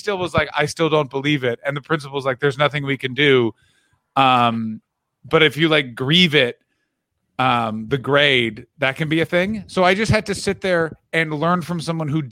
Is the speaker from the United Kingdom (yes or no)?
no; Canada; I will one day be a Canadian with an American passport